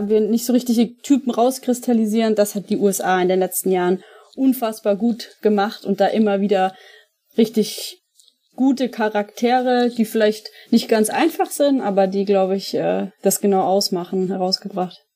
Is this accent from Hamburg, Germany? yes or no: no; Franconia, Bavaria, Germany; also born or lived in Munich; now in Cologne, Germany; ich komme ja ursprünglich aus Franken